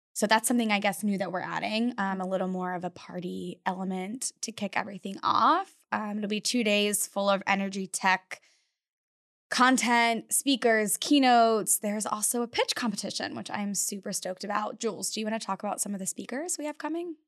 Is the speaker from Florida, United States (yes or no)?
yes; Florida, United States; moved away as an adult; now in Texas, United States; growing up in Florida